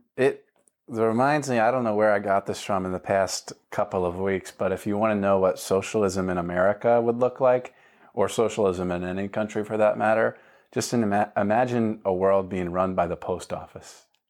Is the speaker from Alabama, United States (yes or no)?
no; Florida, United States; moved away as an adult; also born or lived in Montgomery County, Pennsylvania; now in Delaware County, Pennsylvania, United States; I'm from Florida